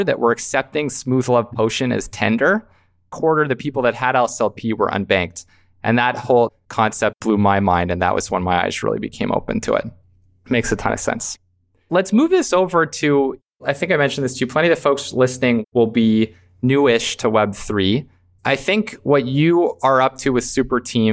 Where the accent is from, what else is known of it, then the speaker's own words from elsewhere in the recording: Canada; I'm from Canada